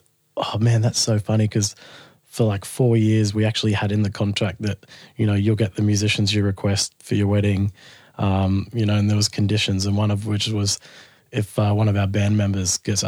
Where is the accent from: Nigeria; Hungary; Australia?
Australia; Sydney, New South Wales; And grew up in the Sutherland Shire, where I still live at the moment.